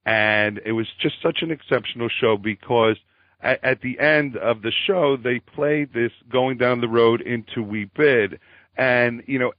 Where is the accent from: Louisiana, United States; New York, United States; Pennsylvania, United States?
Pennsylvania, United States; Philadelphia; Carlo and I were both from Philly, you know, around the same time